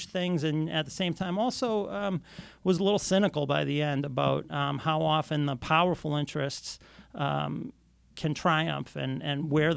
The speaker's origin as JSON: {"language": "English", "town": "Boston", "region": "Massachusetts", "country": "United States", "tie": "born or raised there", "said": "I grew up in Boston in the 1970s and 1980s"}